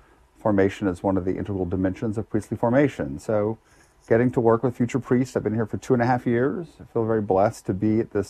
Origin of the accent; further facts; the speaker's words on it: Lafayette, Louisiana, United States; I was born in Lafayette, Louisiana. Went to high school there, public high school product